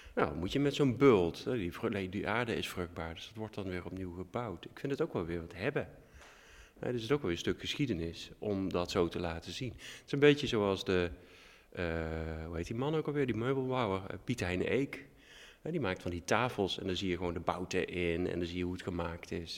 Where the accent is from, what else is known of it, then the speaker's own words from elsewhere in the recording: Limburg, Netherlands; now in Groningen, Netherlands; Ik kom dus uit Limburg